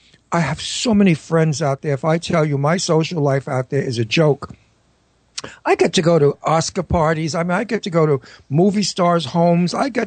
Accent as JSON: {"language": "English", "region": "New York", "country": "United States", "also_born_or_lived": "California", "moved": "yes", "said": "I'm a New Yorker. I've got to get back to New York, and I want to be in my town."}